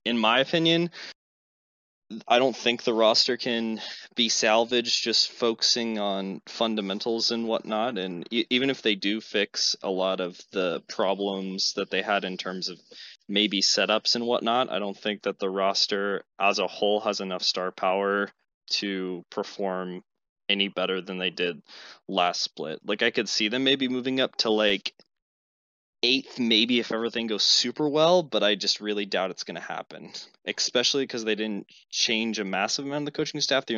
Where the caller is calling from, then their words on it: Boise, Idaho, United States; Boise, Idaho.